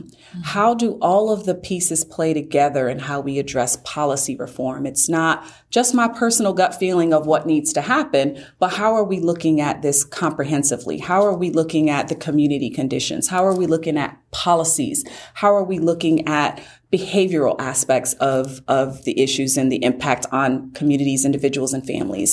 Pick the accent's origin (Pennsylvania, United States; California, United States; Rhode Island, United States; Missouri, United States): Rhode Island, United States; Providence; moved away as an adult; also born or lived in Maryland; now in Gwinnett County, Georgia, United States; I grew up in Rhode Island, went to college, and then moved to uh, Maryland